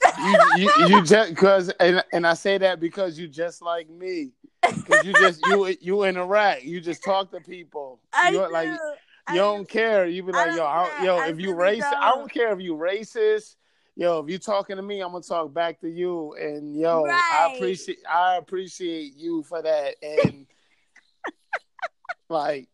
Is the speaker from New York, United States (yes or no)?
yes; New York, United States; I do podcasts with motherfuckers from my hometown